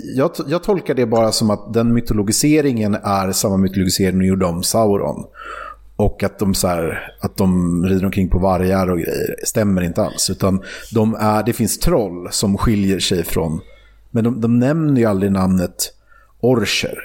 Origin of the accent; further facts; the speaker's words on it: Sweden; som svensk